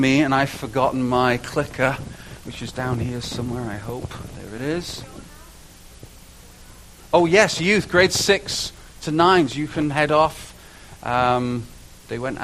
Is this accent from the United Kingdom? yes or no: yes; United Kingdom; moved away; being a Brit